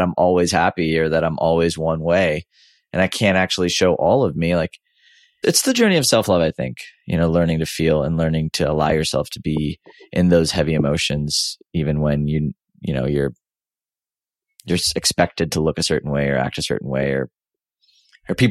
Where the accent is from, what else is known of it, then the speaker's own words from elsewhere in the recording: Houston, Texas, United States; I grew up in Houston, Texas